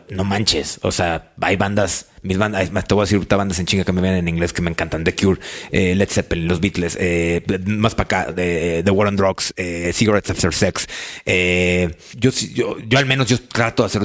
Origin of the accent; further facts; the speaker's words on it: Mexico; pues yo, yo definiéndome como mexicano y, y puedo.